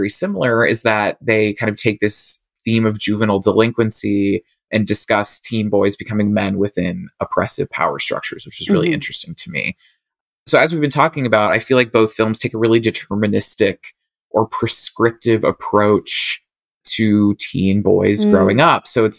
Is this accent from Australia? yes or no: yes; Australia; I'm Australian.